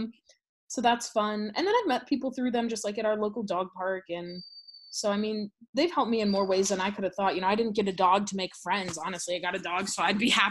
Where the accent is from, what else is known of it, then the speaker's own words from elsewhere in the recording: St. Louis, Missouri, United States; moved away as an adult; now in East Texas, United States; We grew up in St. Louis